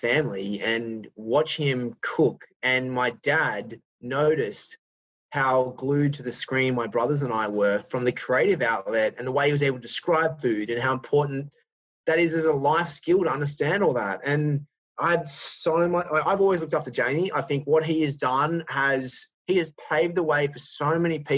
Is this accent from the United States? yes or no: no; Australia; accent: Australian; my Australian accent